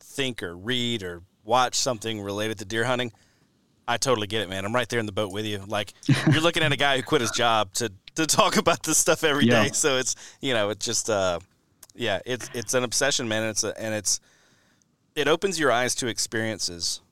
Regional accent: the South, United States; now in Wisconsin, United States; growing up in the South

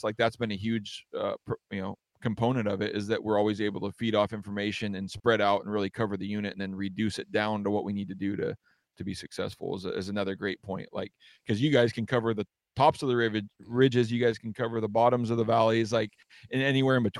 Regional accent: Western Washington, United States; growing up in Western Washington is a lot different aside from maybe like North Idaho, cause it's a jungle here

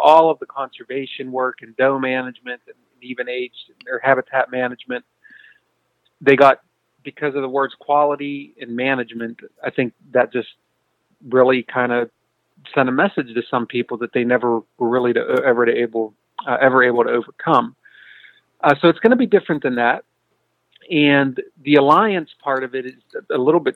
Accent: Pennsylvania, United States; my home state here in Pennsylvania

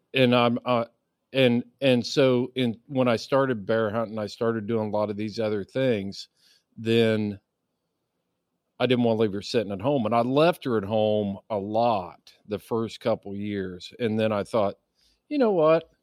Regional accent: Indiana, United States; growing up in Indiana and, and hunting in Indiana

